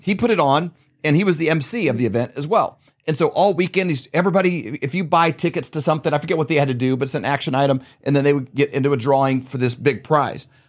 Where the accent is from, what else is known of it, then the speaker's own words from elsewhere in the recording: Missouri, United States; we're from Missouri.